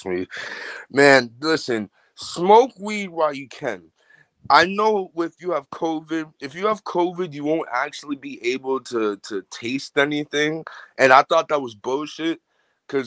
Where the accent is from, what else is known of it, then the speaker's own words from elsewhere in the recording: Boston, Massachusetts, United States; I'm an artist from Boston, Massachusetts